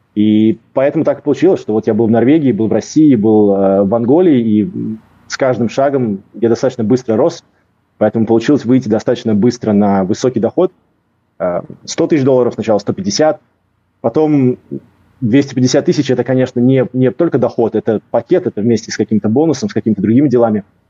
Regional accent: Riga, Latvia; moved away as an adult; also born or lived in Cyprus / England / Norway / Russia; Я из э, Риги, из Латвии. Эм, я родился, вырос в Латвии.

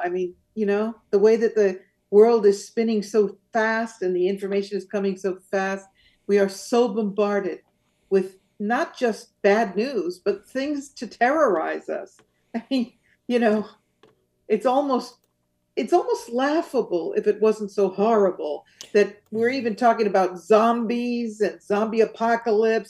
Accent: San Francisco Bay Area, California, United States; moved away as an adult; also born or lived in Rome, Italy; now in Azores, Portugal; I grew up in the uh, San Francisco Bay Area.

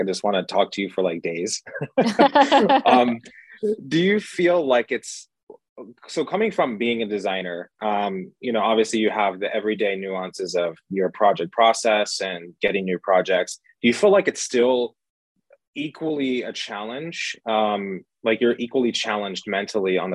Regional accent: New York, United States; now in Los Angeles, United States; I'm from New York, grew up, raised in New York, and I live in Los Angeles right now.

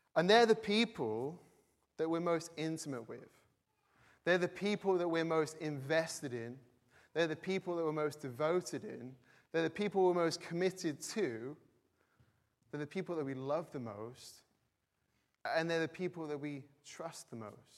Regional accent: the north of England, United Kingdom; now in Cambridge, United Kingdom; I'm not from Cambridge originally, from the north of England

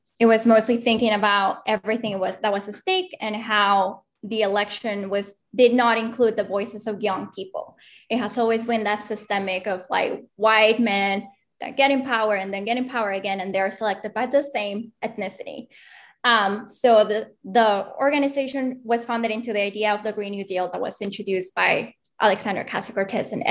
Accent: Mexico City, Mexico; now in Austin, United States; I'm originally from Mexico City

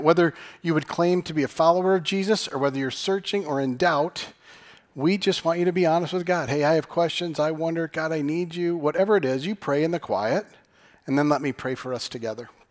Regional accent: Michigan, United States; I'm from Michigan.

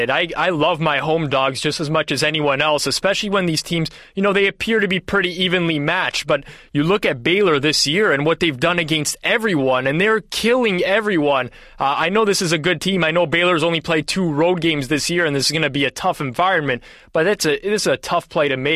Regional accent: Canada; my French almost came out there just being a Canadian

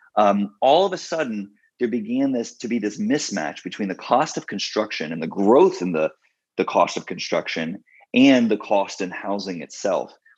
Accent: Texas, United States; moved away as an adult; also born or lived in Scotland; now in Washington, D.C., United States; I'm from Texas originally. I grew up in the suburbs.

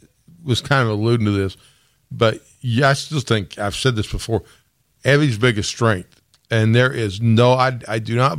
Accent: Newburgh, Indiana, United States; I'm not from these. I'm from Newburgh

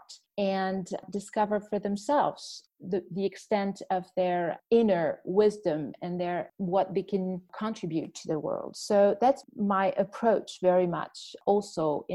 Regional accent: Canada; moved away as an adult; also born or lived in Washington, D.C.; now in Brussels, Belgium; I am a Canadian, but I have been in Brussels for now close to 20 years on and off

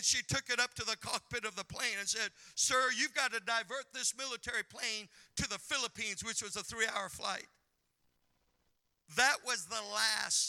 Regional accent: Montana, United States; moved away; growing up in Montana

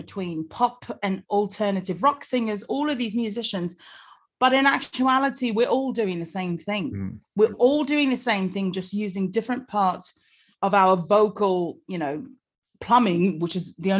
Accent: United States; now in London, United Kingdom; I just happen to be born and raised in America, but my parents, my dad's from England, and my mum was from New Zealand.

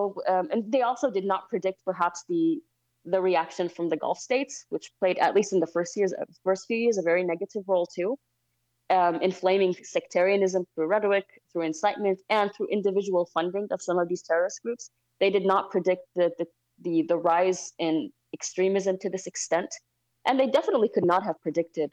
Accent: Mosul, Nineveh, Iraq; moved away; my hometown of Mosul, a Sunni majority, basically, we're an isolated city

